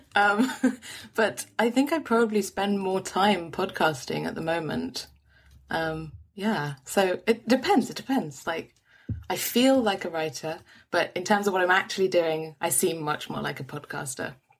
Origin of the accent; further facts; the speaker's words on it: London, United Kingdom; I'm a Londoner, and, born and bred